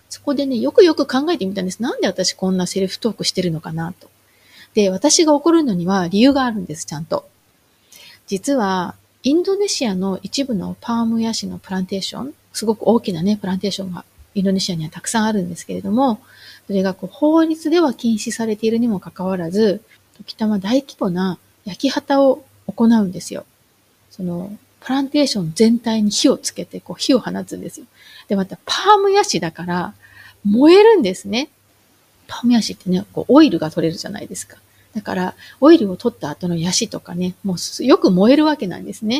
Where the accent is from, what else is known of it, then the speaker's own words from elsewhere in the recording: Japan; moved away; 私の実家は周りは田んぼとか畑ばかりの田舎なんですけれども